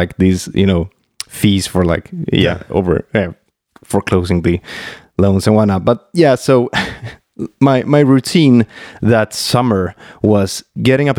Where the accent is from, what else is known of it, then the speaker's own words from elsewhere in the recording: Mora, Dalarna County, Sweden; English is a second language; in the school back in Mora, where I grew up north here in Sweden